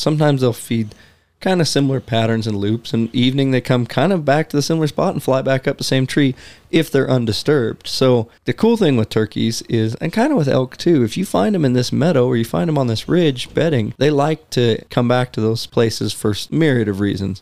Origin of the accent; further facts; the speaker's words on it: the West, United States; growing up in the West